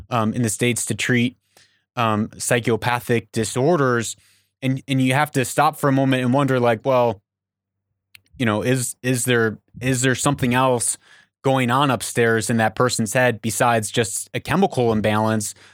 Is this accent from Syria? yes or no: no; Papua New Guinea; moved away; I grew up in Papua New Guinea